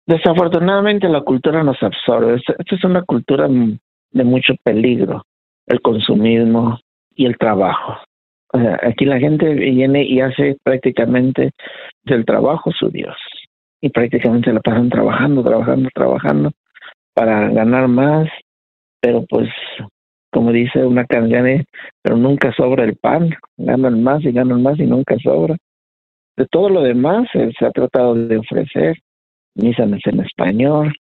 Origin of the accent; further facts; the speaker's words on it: Torreón, Coahuila, Mexico; moved away as an adult; now in Denver, United States; yo soy originario de Torreón, Coahuila